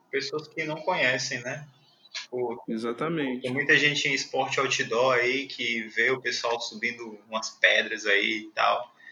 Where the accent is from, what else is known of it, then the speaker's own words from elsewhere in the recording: Fortaleza, Ceará, Brazil; Sou de Fortaleza também.